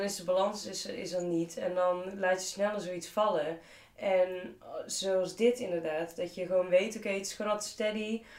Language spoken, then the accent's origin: Dutch; Tilburg, North Brabant, Netherlands; in Tilburg. er is zeg maar niks Tilburgser dan dat.